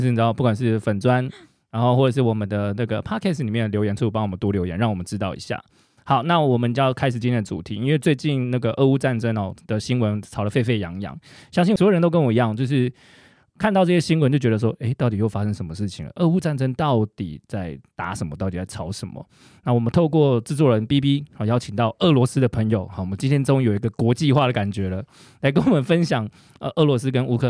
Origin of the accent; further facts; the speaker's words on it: Taiwan; 他比我们台湾人很多台湾人的那种用语都用的更好。